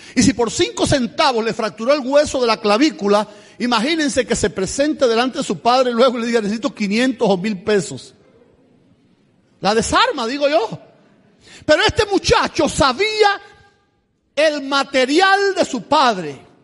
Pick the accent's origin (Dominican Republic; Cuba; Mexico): Cuba; Camagüey; moved away as an adult; also born or lived in Tula, Russia; now in United States; Soy de Cuba, pero en Cuba soy de la provincia de Camagüey, 570 kilómetros hacia el este de La Habana. Nací en el reparto Garrido, ahí en Camagüey.